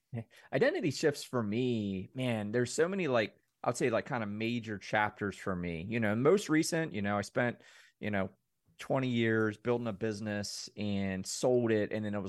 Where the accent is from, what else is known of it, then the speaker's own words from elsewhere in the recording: Mayberry, United States; I come from Mayberry, man, 2000 people, small town, everybody knows everyone.